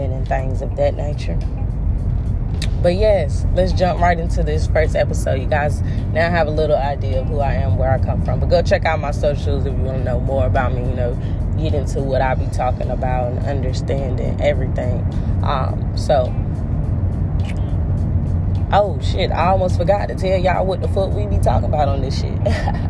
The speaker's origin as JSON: {"language": "English", "region": "North Carolina", "country": "United States", "moved": "yes", "lives_now": "Florida, United States", "said": "Right now, I'm in Florida. I told you guys I'm from North Carolina."}